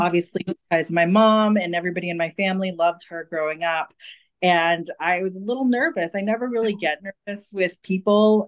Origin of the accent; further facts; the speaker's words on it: California, United States; I'm a California native